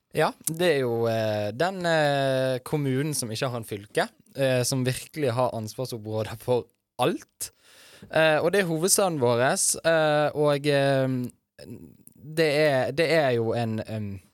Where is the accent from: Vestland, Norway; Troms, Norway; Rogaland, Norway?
Vestland, Norway; Bergen; Jeg er jo også fra Bergen, fra Fyllingsdalen